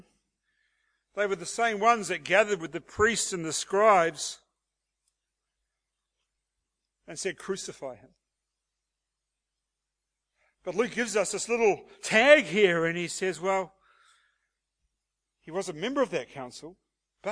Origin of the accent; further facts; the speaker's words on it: Hastings, Hawke's Bay, New Zealand; now in Australia; a beloved Kiwi from the town of Hastings, New Zealand.